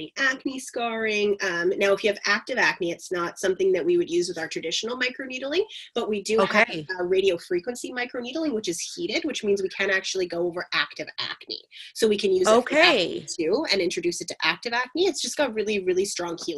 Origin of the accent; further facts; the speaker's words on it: north of Belleville, Ontario, Canada; also born or lived in Montreal / Kingston; I grew up a little bit north of Belleville